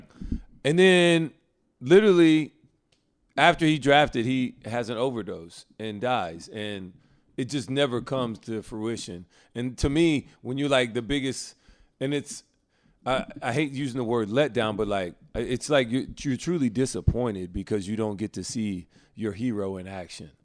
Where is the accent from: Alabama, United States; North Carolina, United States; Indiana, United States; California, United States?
Alabama, United States; I grew up in Alabama